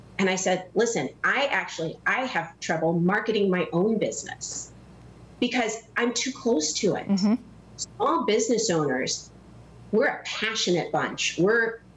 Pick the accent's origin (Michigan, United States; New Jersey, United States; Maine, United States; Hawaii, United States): Hawaii, United States; now in Naperville, United States; I was actually born and raised in Hawaii